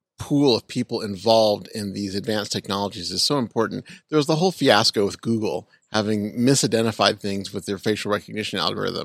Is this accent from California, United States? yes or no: yes; Southern California, United States; for those of us who were born and raised in Southern California